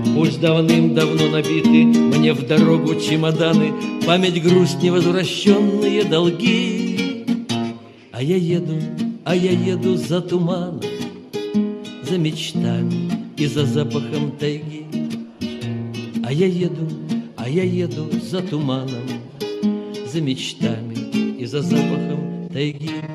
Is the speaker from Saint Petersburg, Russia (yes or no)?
yes; Saint Petersburg, Russia; also born or lived in Korsakov, Sakhalin Oblast; Родился, правда, в городе Корсаке, Сахалинской области. И когда закончилась война, нас перевели в Ленинград. С трех лет я ленинградец.